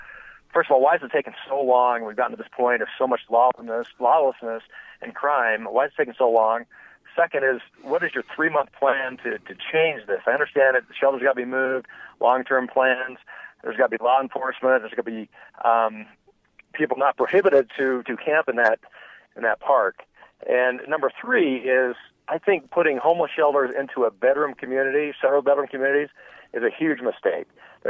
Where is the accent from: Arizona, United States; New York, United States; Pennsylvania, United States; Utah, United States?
Utah, United States; Salt Lake City; I was born and raised in Salt Lake. Never in my 50 years